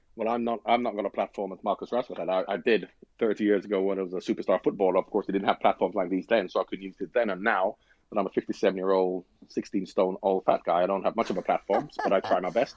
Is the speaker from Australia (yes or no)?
no; Jamaica; I'm from Jamaica.